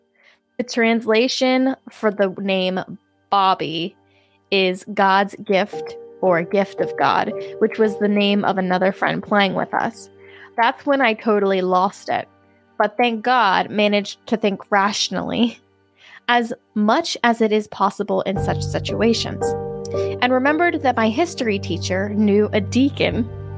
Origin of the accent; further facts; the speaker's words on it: Bulgaria; I should mention that I am from Bulgaria and am an Eastern Orthodox.